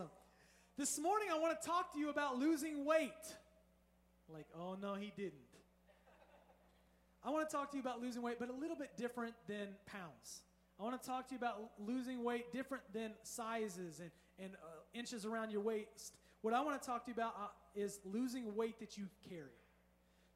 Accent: Indiana, United States; now in Southern California, United States; I'm from Indiana.

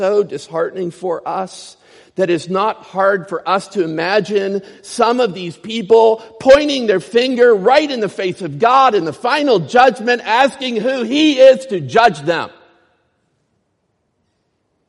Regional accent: Clymer, Pennsylvania, United States; moved away; my hometown, Clymer, Pennsylvania.

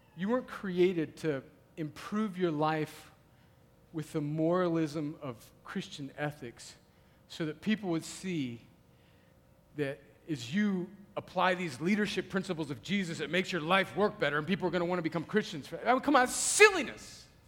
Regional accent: United States; we as rugged American individuals

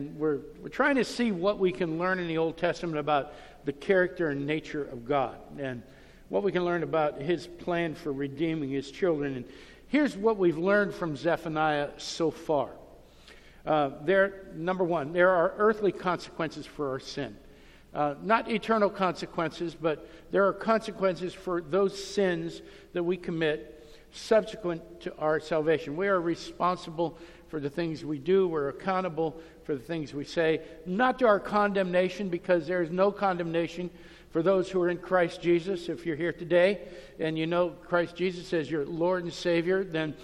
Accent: Youngstown, Ohio, United States; I grew up in Youngstown, Ohio

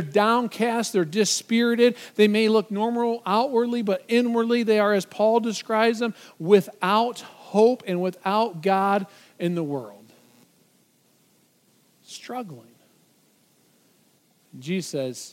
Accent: just outside of Detroit, Michigan, United States; I grew up just outside of Detroit

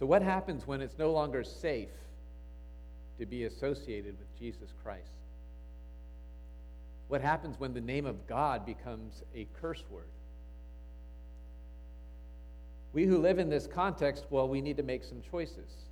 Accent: United States; moved away as an adult; also born or lived in Cambodia; I grew up in America, you remember, and I'm Asian

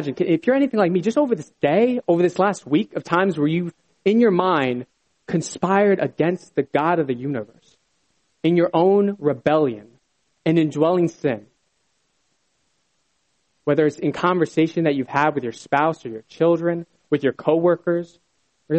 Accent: Bethlehem, Pennsylvania, United States; moved away; I was originally from Bethlehem

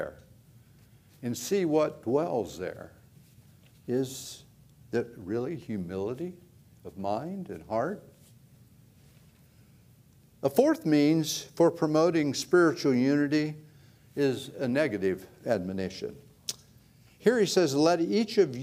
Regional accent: Ohio, United States; moved away; I grew up in Ohio

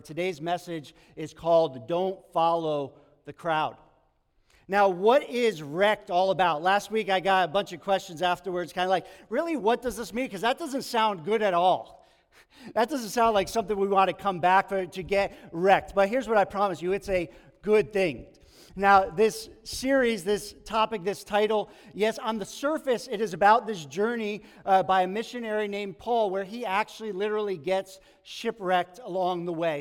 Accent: New York, United States; moved away as an adult; also born or lived in Long Island / Bodega Bay; I grew up in New York, childhood, kind of went to college in Long Island

